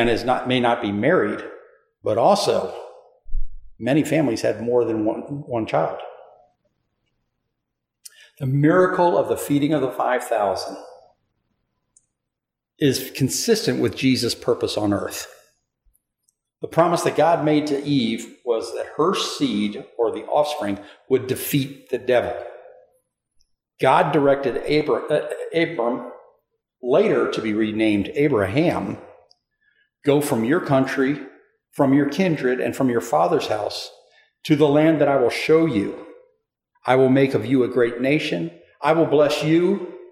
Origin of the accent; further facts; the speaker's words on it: East Coast, United States; moved away; When I was growing up on the East Coast, I was around 12 or 13 years old at the time.